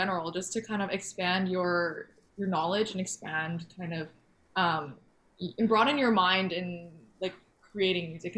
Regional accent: Alberta, Canada; I'm from Alberta

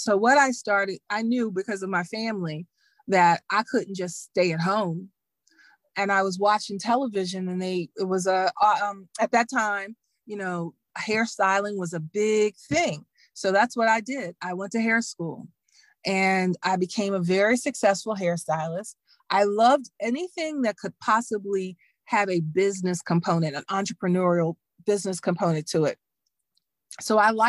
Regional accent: Dallas, Texas, United States; moved away as an adult; also born or lived in Emory, Texas / Washington, D.C. / Virginia; I'm a girl from Dallas. I'm from Texas.

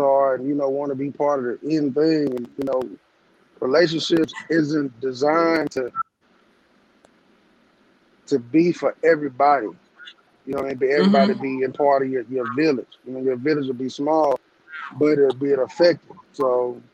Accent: Alabama, United States; I'm a servant of my community, and I'm from Tryon, Alabama

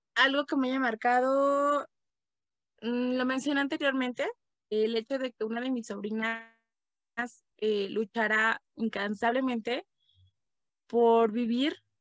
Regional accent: Toluca, State of Mexico, Mexico; also born or lived in Michoacán; now in Tlalpujahua, Mexico; yo nací, pues digamos que nací en, Toluca, en el Estado de México. Pero bueno, eh, en fin, vivo acá en Michoacán

